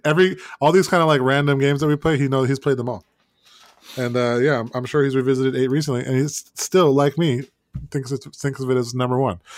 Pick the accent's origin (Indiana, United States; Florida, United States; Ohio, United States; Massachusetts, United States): Florida, United States; moved away as an adult; now in North Carolina, United States; growing up in Florida